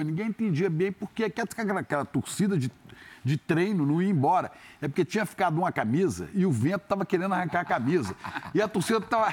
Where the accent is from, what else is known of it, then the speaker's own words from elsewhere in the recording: Belo Horizonte, Minas Gerais, Brazil; also born or lived in Santa Maria, Rio Grande do Sul; now in Rio de Janeiro, Brazil; quando eu era pequeno, lá em Belo Horizonte, a gente, quando era menino pequeno lá em BH